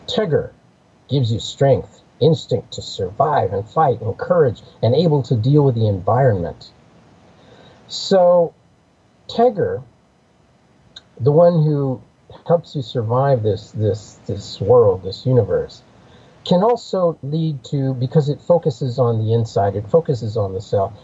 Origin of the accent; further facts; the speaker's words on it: United States; I grew up in the Apache world.